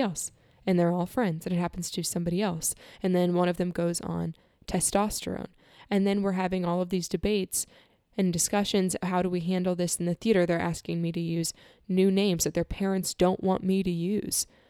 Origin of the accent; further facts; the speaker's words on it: Florida, United States; I'm leaving my home state where I was born. I'm leaving most of my family, who's here in Florida